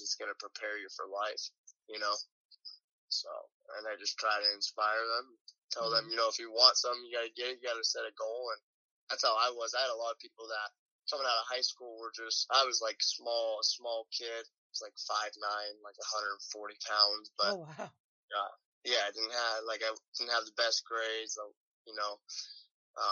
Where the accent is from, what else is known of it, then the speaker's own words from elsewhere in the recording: Idaho, United States; moved away as an adult; also born or lived in California; I was from Idaho